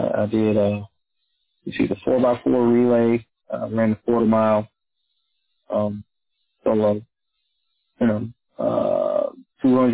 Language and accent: English; North Little Rock, Arkansas, United States; I grew up in North Little Rock, Arkansas